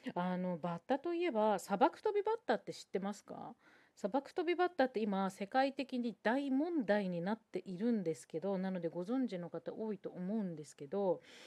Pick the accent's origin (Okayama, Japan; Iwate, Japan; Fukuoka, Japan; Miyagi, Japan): Miyagi, Japan; Sendai; moved away; 私は宮城県仙台市出身なので